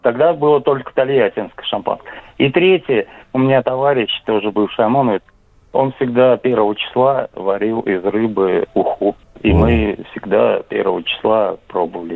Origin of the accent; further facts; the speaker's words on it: Samara, Samara Oblast, Russia; я из Самары, дача была